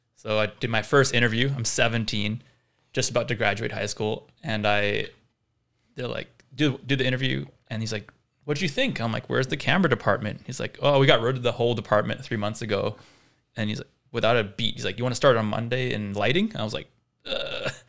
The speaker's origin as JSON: {"language": "English", "town": "Vancouver", "region": "British Columbia", "country": "Canada", "tie": "born or raised there", "also_born_or_lived": "South Africa", "said": "from South Africa, but my family moved to Vancouver when I was eight, hence no accent"}